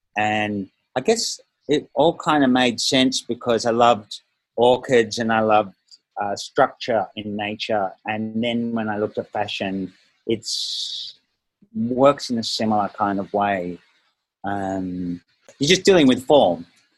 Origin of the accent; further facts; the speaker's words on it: Melbourne, Victoria, Australia; also born or lived in Malaysia / Northern Beaches, Australia; I lived in Malaysia for a few years, and we settled in Melbourne when I was 10, lived there until I was 14, and then moved to Northern Beaches, New South